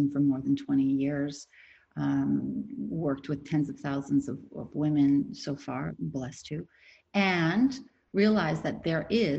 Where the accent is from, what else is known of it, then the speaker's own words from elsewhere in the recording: France; born there; I'm from a two nationality family. My father is French and my mother was American. And whenever I was born in France. Whenever I was in France, I was the American girl.